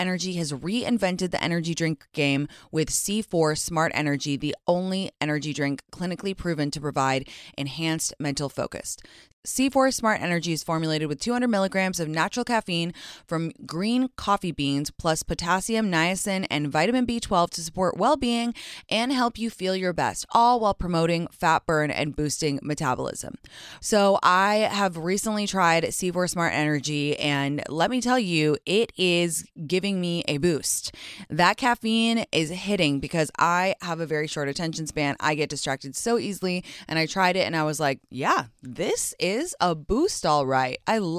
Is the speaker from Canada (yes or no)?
no; England, United Kingdom; now in New York, United States; I've been struck down with a lurgy, which is what we call an unidentifiable cold illness thingy in growing up in England.